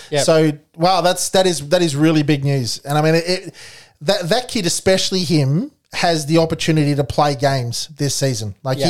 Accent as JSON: {"language": "English", "country": "Australia", "said": "being Australian"}